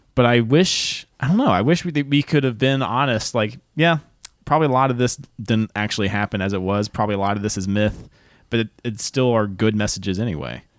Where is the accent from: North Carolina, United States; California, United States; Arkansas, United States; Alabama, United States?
North Carolina, United States; moved away; also born or lived in Chapel Hill, North Carolina; I grew up an hour north of Charlotte in a small town